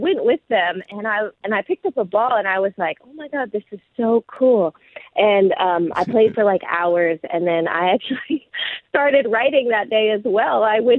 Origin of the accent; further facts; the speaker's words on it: Los Angeles, California, United States; so I'm from Los Angeles